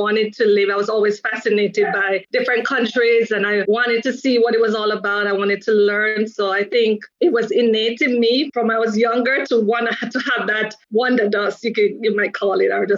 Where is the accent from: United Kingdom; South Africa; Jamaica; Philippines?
Jamaica; moved away as an adult; also born or lived in Denmark; now in United States; I grew up in Jamaica. I lived in Jamaica until my early 20s